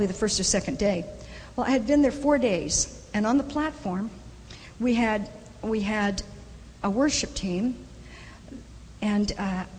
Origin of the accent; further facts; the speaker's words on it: the South, United States; I'm from the South, we have a lot of bubbas, a lot of good old boys